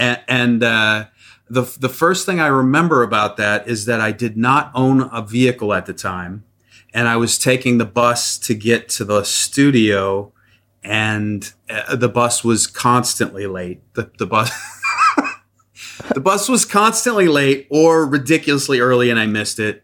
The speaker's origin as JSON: {"language": "English", "region": "Midwest", "country": "United States", "tie": "born or raised there", "said": "I grew up in the Midwest, very small town"}